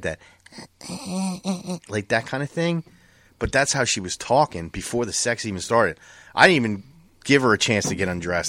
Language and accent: English; New Jersey, United States; born there; I'm a Cowboys fan, but I was born in Jersey.